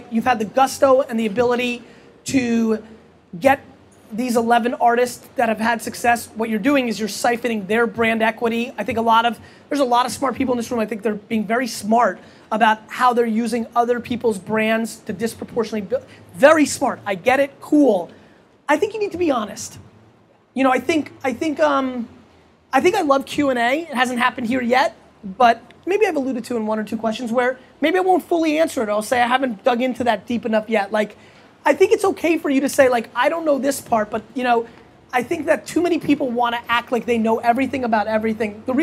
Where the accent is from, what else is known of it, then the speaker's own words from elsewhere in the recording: Nashville, Tennessee, United States; I'm from Nashville.